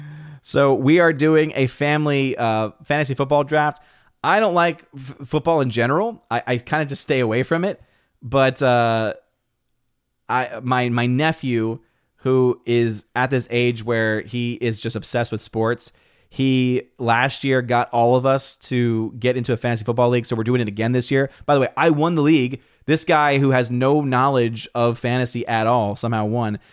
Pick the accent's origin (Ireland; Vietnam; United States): United States; New Orleans, Louisiana; someone that's from New Orleans, I was born and raised in New Orleans